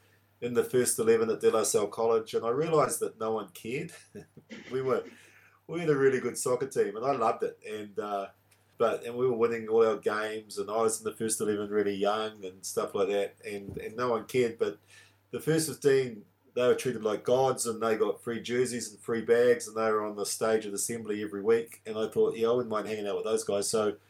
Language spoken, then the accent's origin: English; Auckland, New Zealand; also born or lived in Italy / London; So I grew up in South Auckland, Manurewa first, and then I moved to Māori. And because my dad was Italian, and particularly when I lived in Manurewa